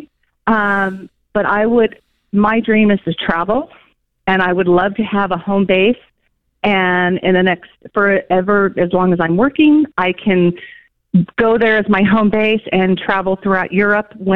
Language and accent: English; California, United States; moved away as an adult; now in Atlanta, United States; I'm actually born and bred in California